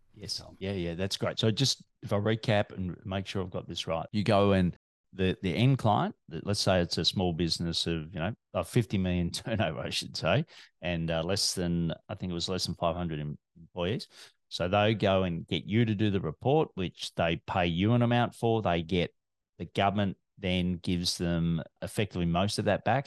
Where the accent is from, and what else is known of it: Melbourne, Victoria, Australia